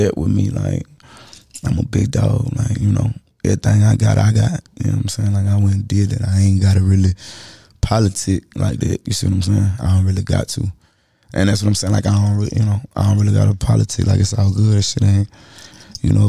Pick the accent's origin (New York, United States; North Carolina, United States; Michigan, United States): North Carolina, United States; Charlotte; I'm from Charlotte